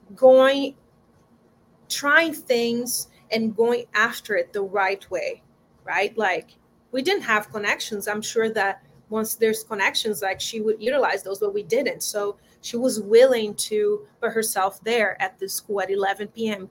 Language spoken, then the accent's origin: English; João Pessoa, Paraíba, Brazil; English is a second language; moved away as an adult; now in Los Angeles, United States; I was born in João Pessoa, it's a small city in the northeast of Brazil, right by the coast.